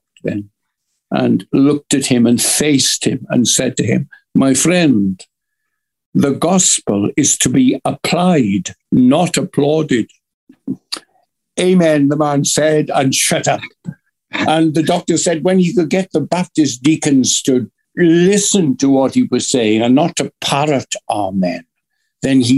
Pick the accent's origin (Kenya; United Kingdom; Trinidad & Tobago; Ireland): United Kingdom; Wales; a Welsh preacher, the father of a family.